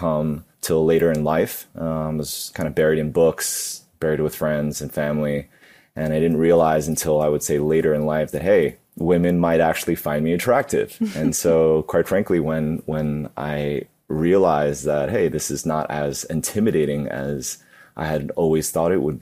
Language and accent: English; New York City, New York, United States; I grew up in New York City. I was born and raised. I like to call myself a super local because I was born in the city, grew up in Queens